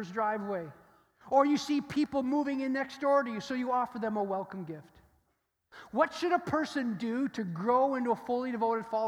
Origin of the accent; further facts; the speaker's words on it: Stratford, Ontario, Canada; I grew up in Stratford, Ontario, which is the home of the Shakespearean theater